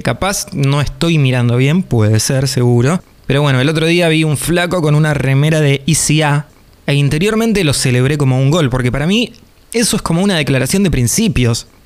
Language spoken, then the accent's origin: Spanish; Buenos Aires Province, Argentina; los que somos del sur del Gran Buenos Aires